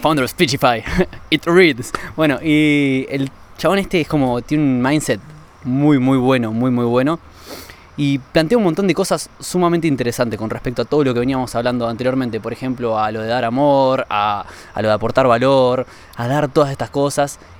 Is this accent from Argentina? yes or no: yes; Argentina; como ciudadano europeo y no como argentino